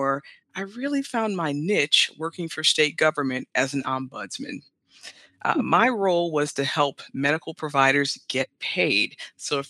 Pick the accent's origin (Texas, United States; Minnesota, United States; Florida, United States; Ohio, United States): Ohio, United States; Cleveland; I'm from Cleveland, Ohio